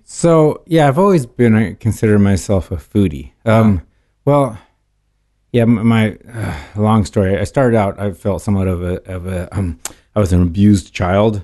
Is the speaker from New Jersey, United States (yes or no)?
no; California, United States; also born or lived in Portland, Oregon; most of my life since age three or five, I believe, has been in California